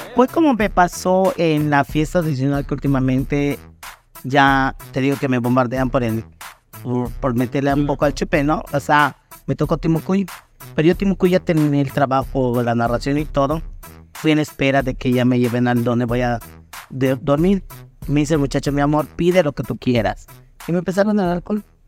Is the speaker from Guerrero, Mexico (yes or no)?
no; Muxupip, Yucatán, Mexico; mi tierra natal bien pero pues en eso vivían mis papás